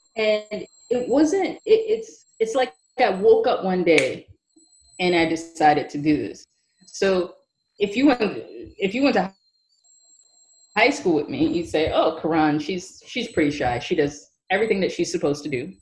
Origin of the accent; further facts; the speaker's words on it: New York City, New York, United States; also born or lived in Manhattan; I grew up in Brooklyn, New York